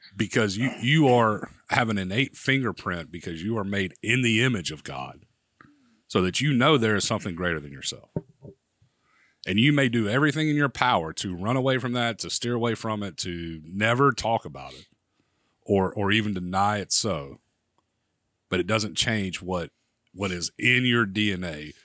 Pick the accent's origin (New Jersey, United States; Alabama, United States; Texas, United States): Alabama, United States; Prattville; I grew up in Prattville, Alabama